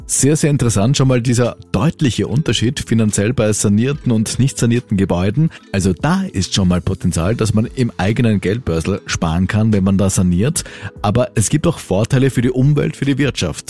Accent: Austria; bei uns in Österreich

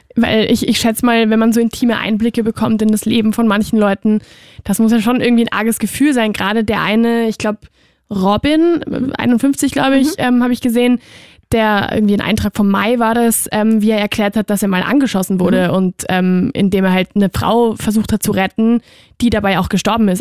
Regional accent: Spain; moved away; ich bin ja aus Spanien

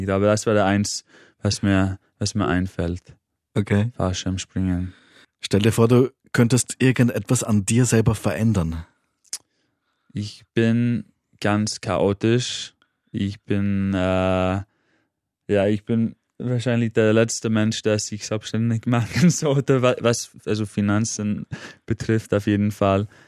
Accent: Manchester, North West England, United Kingdom; moved away as an adult; also born or lived in Cambridge; now in Vienna, Austria; Ich wohne seit acht Jahren in Wien, aber ursprünglich komme ich aus Manchester

